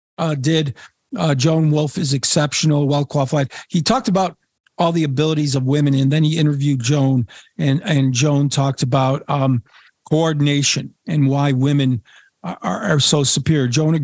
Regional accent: Poland; also born or lived in Washington, D.C., United States; I was from Washington, D.C. at the time, and talked about Atlantic salmon and my trips when I was a little boy. And I caught my first Atlantic salmon when I was 9, living in Poland on our farm off the Baltic Sea.

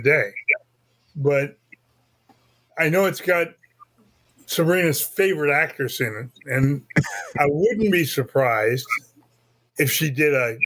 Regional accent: England, United Kingdom; As an Englishman

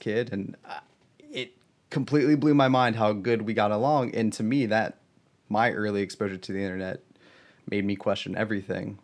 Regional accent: Southern Ohio, United States; I grew up in Southern Ohio

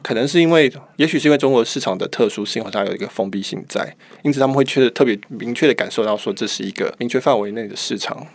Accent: Taiwan; 我们在台湾长大，我们自然而然会想要服务台湾的读者

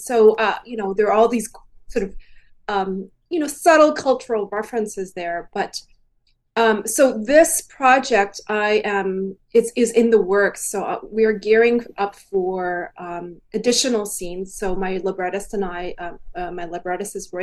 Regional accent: Edmonton, Alberta, Canada; moved away; I went back to my parents' house in Edmonton, in the same house that I grew up

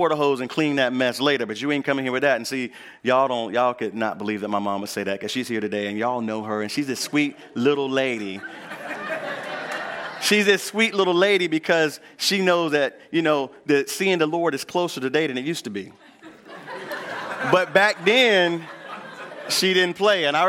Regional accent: Northampton County, North Carolina, United States; I grew up here in North Carolina. And I grew up in Northampton County, where we mostly grow peanuts, cotton, and corn, and some soybean.

